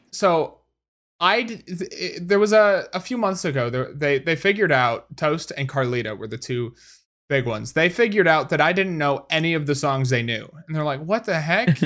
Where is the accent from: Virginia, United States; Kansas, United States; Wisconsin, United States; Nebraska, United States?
Wisconsin, United States; I, I come from Wisconsin, man.